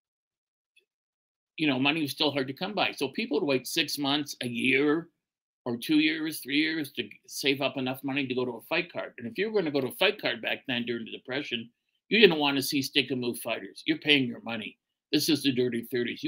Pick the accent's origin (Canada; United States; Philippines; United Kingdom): Canada; accent: Canadian; Boy, do I sound like a Canadian. I am a Canadian.